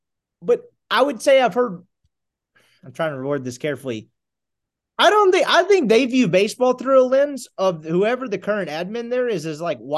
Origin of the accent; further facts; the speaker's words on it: Jackson, Mississippi, United States; moved away; also born or lived in Cincinnati; where are you from originally? And I was like, well, not around here, Jackson, Mississippi.